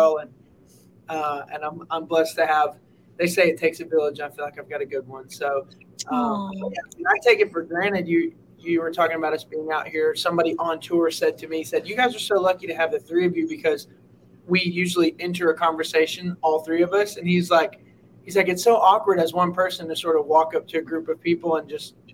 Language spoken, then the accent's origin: English; Alabama, United States; we grew up in Alabama